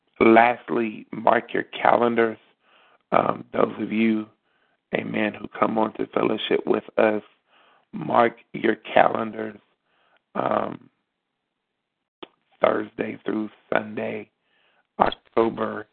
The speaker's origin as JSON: {"language": "English", "town": "Beckley", "region": "West Virginia", "country": "United States", "tie": "born or raised there", "moved": "yes", "said": "the city of Beckley, West Virginia, my hometown. I'll be returning home"}